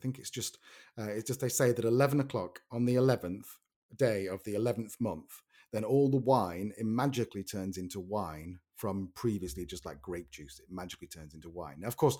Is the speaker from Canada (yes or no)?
no; Manchester, North West England, United Kingdom; because we're from Manchester. And so we love Mancunians and Manchester, whereas London for us is a bit scary, us northerners.